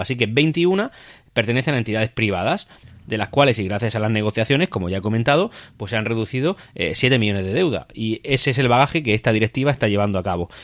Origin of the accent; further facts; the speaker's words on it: Region of Murcia, Spain; como habitantes de la región de Murcia, como murcianos que somos